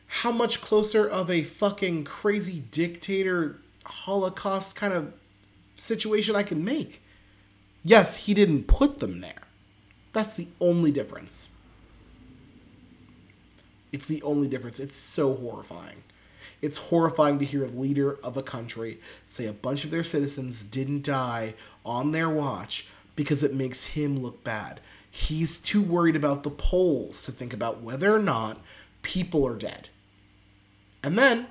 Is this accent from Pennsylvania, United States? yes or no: yes; Pennsylvania, United States; also born or lived in Texas; I'm from a fucking weirdo from fucking Pennsylvania. I was born in Texas though